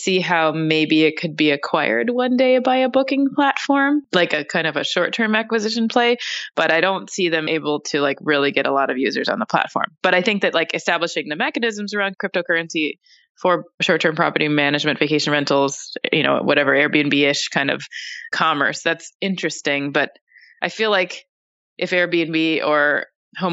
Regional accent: Minneapolis, Minnesota, United States; Minneapolis is my hometown

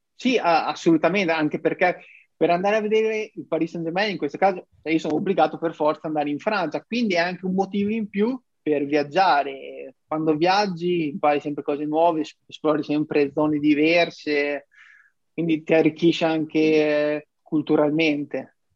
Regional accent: Ravenna, Emilia-Romagna, Italy; io sono un ragazzo di 24 anni di Ravenna

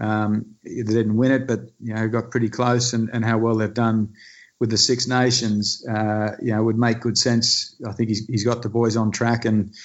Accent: Australia; moved away; back home in Australia

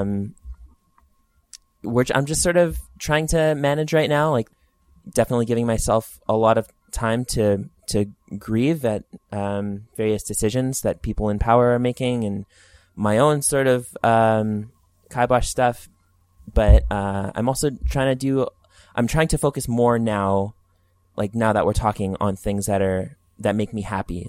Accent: Edmonton, Alberta, Canada; also born or lived in Alliston, Ontario; it's my hometown

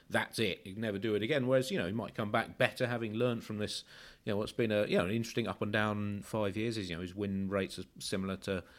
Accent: Australia; I say it to you as an Australian, and it naturally

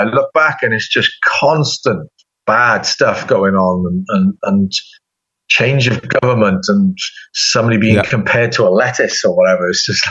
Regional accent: United Kingdom; accent: British; now in United States; as soon as somebody hears my accent or whatever, they will bring the UK up

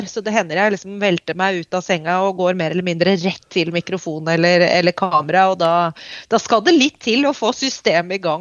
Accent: Oslo, Norway; moved away as an adult; also born or lived in North England; now in London, United Kingdom; Jeg vokste opp eh, på Østensjø, eh, ved Østensjøvannet.

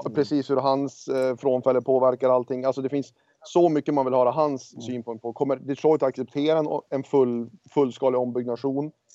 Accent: Örnsköldsvik, Västernorrland County, Sweden; also born or lived in Los Angeles; now in United States; hemma i Örnsköldsvik

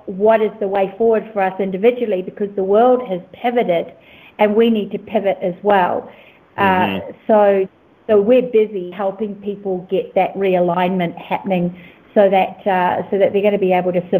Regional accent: New Zealand; also born or lived in Australia; now in Costa Rica; I'm a New Zealander, was living in Australia, and now I'm in Costa Rica building a retreat center.

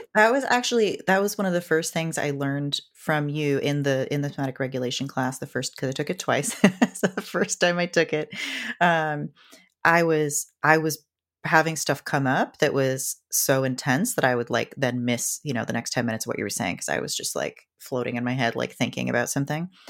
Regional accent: Seattle, Washington, United States; I grew up in Seattle

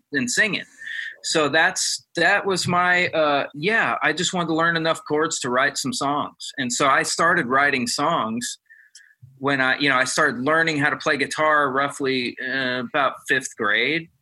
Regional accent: Ohio, United States; I'm from Ohio, and I, that's part of my blood right there

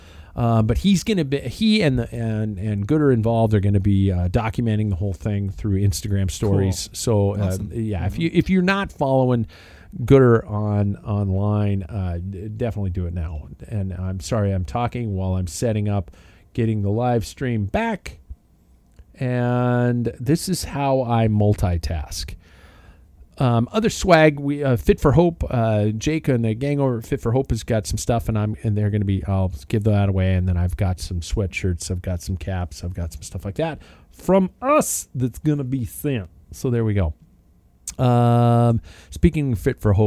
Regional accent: United States; being an American

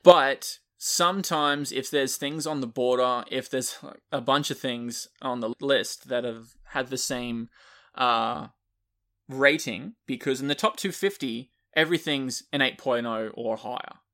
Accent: Australia; I'm Australian

